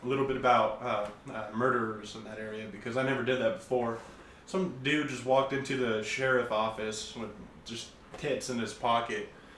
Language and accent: English; Eureka, California, United States; born or raised there